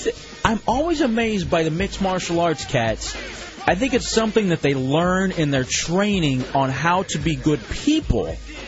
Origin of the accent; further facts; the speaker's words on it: Dallas, Texas, United States; I'm from Dallas, Texas, and this was in the Fort Worth Star-Telegram, because occasionally I'll check in the hometown newspaper